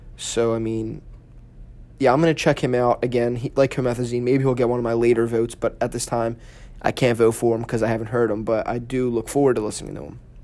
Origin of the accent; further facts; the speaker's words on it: Philadelphia, Pennsylvania, United States; Philly, which is where I'm from